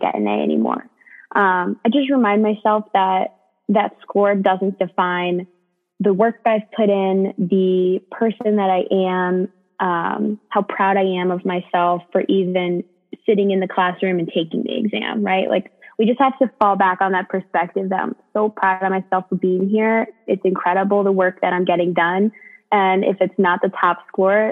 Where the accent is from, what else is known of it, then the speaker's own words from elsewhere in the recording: New Jersey, United States; moved away as an adult; now in Michigan, United States; I'm originally from New Jersey, but consider myself a Michigander now